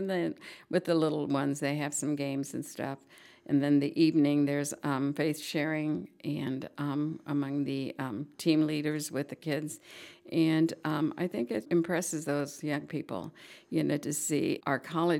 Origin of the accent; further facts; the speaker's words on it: Aurora, Illinois, United States; I came from Aurora, Illinois, and I have two sisters.